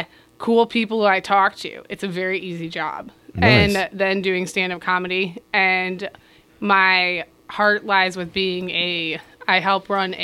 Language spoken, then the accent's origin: English; Dearborn, Michigan, United States; I grew up in Dearborn. I'm from the area.